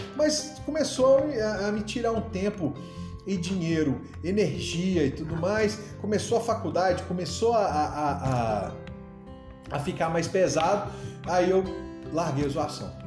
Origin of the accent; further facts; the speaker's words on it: João Monlevade, Minas Gerais, Brazil; also born or lived in Uberaba / Itabira / Governador Valadares; eu saí de Uberaba, fui lá para João Levade, aqui pertinho, cidade da minha mãe e tudo mais. E, e fui estudar na escola estadual